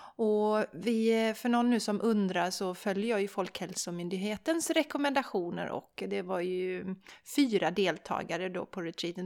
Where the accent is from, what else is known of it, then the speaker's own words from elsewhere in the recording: Sweden; som svensk, för vi svenskar